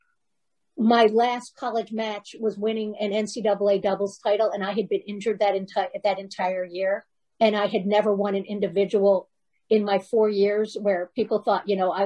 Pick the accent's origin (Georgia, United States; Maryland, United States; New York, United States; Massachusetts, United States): Maryland, United States; Baltimore; We grew up in Baltimore together.